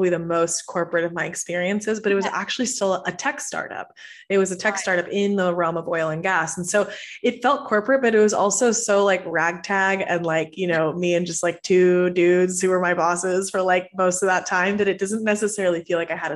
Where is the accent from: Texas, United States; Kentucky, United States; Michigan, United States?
Texas, United States; Houston; also born or lived in Venezuela; I'm originally from Venezuela, and I moved to Houston when I was 7. So I grew up in Texas, grew up in the States